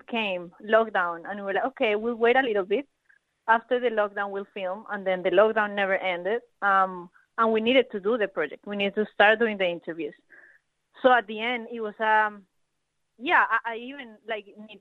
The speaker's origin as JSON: {"language": "English", "country": "Colombia", "tie": "born or raised there", "moved": "yes", "lives_now": "Melbourne, Australia", "said": "I'm from Colombia as well"}